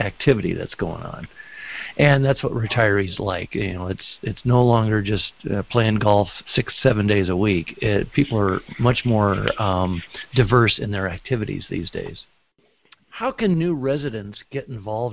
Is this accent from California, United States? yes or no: yes; California, United States; I'm from California